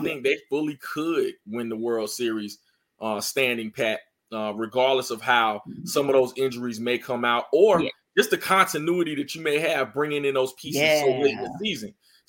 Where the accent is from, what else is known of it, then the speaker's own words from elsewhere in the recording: North Carolina, United States; I'm from North Carolina.